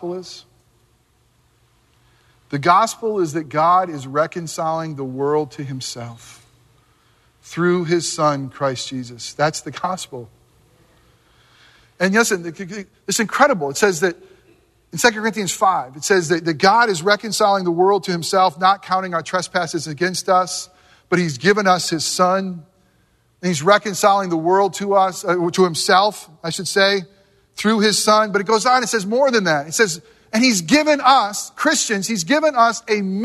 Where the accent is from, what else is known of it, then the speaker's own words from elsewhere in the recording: Northeast, United States; moved away; growing up in the Northeast